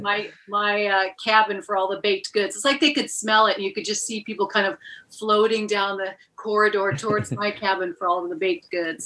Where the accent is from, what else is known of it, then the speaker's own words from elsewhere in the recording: Seattle, Washington, United States; I'm from Seattle, Washington, originally